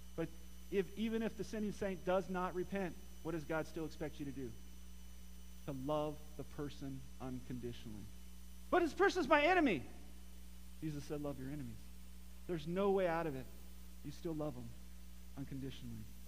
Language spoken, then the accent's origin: English; Morro Bay, California, United States; where I grew up, and my grandma grew up also in, in uh, Morro Bay, California